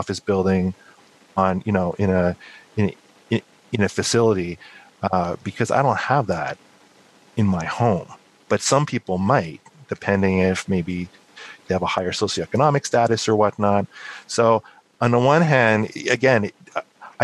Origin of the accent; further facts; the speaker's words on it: Montreal, Quebec, Canada; now in United States; I'm actually originally from Montreal